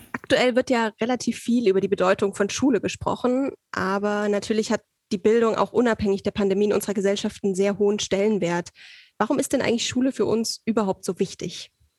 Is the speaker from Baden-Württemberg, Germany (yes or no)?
no; Saxony, Germany; Also ich komme aus Sachsen